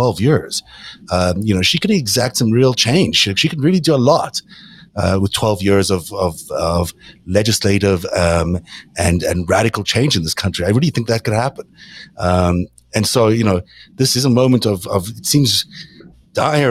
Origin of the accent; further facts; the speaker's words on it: South Africa; I grew up in South Africa